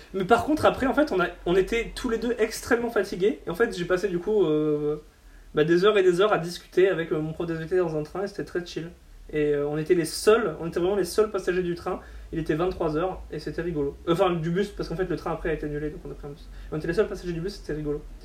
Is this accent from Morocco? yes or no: no; Boulogne-sur-Mer, Hauts-de-France, France; chez moi à Boulogne